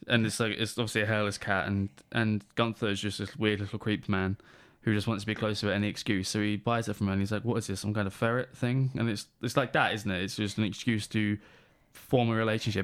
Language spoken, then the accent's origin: English; England, United Kingdom; We're from England. Weather sucks.